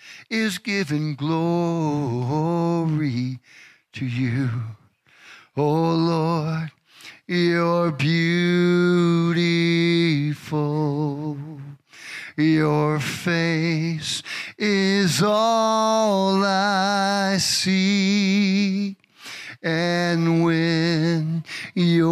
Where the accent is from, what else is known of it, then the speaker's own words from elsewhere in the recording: Chicago, Illinois, United States; growing up in Chicago